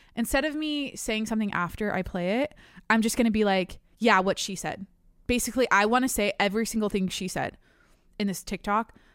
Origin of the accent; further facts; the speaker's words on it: Washington, United States; now in San Diego, United States; I'm from Washington. I live in San Diego